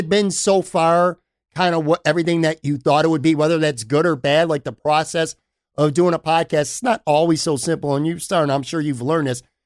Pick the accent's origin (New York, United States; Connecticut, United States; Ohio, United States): New York, United States; Buffalo; moved away as an adult; now in Florida, United States; I grew up born and raised in Buffalo